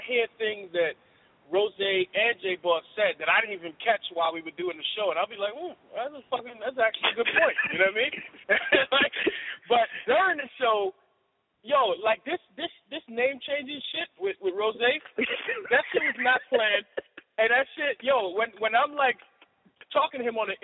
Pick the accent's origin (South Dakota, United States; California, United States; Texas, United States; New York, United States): New York, United States; New York City; I grew up in the South Bronx, but then I moved to the Northeast Bronx